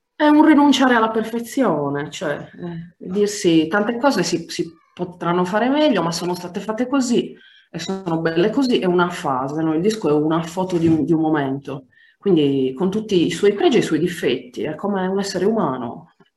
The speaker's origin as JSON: {"language": "Italian", "region": "Sardinia", "country": "Italy", "also_born_or_lived": "Paris, France / Naples, Italy / Bultei, Sardinia", "moved": "as an adult", "said": "abbracciavo fortissimo la mia terra"}